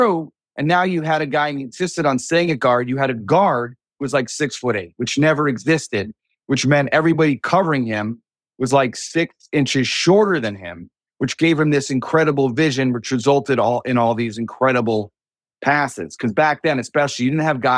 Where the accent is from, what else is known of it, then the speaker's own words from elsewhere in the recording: Chicago, Illinois, United States; I'm from Chicago